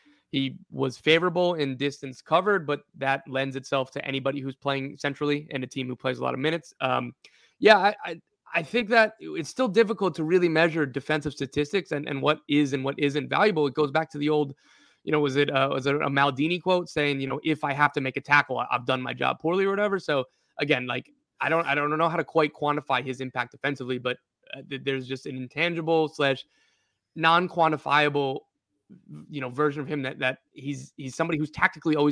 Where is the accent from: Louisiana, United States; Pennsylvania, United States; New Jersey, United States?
New Jersey, United States; I'm from New Jersey.